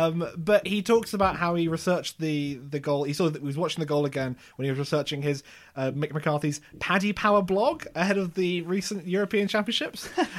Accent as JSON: {"language": "English", "region": "England", "country": "United Kingdom", "said": "I am English."}